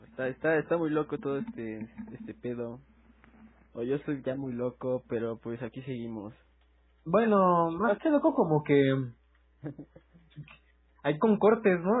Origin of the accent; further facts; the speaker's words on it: Mexico; somos mexicanos